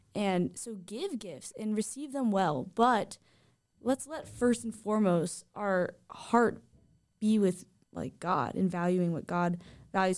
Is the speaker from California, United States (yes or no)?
yes; Southern California, United States; I grew up in Southern California